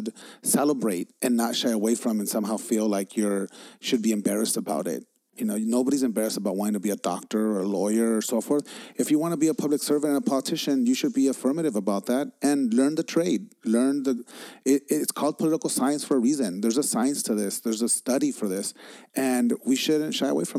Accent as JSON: {"language": "English", "town": "Los Angeles", "region": "California", "country": "United States", "tie": "born or raised there", "said": "I was growing up in East LA."}